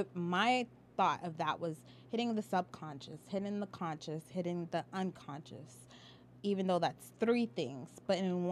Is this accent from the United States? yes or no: no; Haiti; I'm even trying to learn how to speak French. I'm Haitian. So it's Creole. It's not French. But they do speak French in that country.